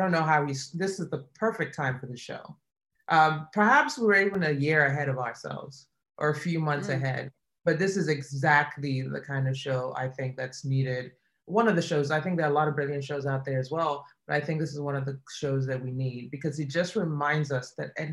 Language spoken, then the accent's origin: English; Nigeria; moved away; my experience growing up in Nigeria